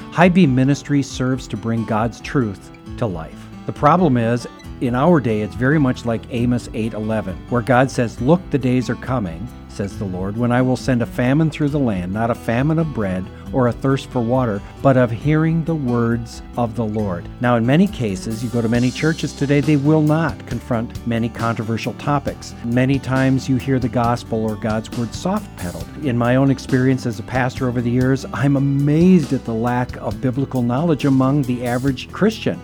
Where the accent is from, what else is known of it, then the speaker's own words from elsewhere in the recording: United States; as Americans, we are fiercely independent